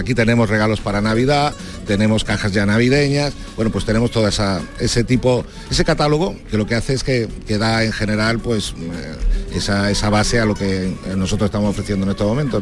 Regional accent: Seville, Andalusia, Spain; como sevillanos

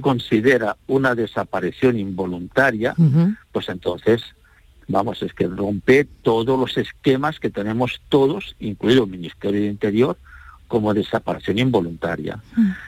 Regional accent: Andalusia, Spain; como andaluces, sentimos orgullosos

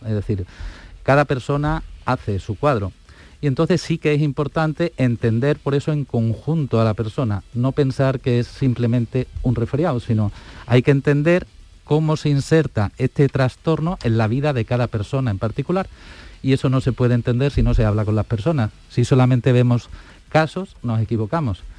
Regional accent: Estepona, Andalusia, Spain; also born or lived in Alicante / Granada; now in Seville, Spain; Yo soy nacido en Alicante, pero he vivido toda la vida en Andalucía. Mi padre era médico, yo digo de los de verdad, de atención primaria, de ahí que me solidarice con mis compañeros tanto, porque resulta he vivido en Estepona, en Málaga, que para mí es pues mi casa, por decirlo, de mi infancia

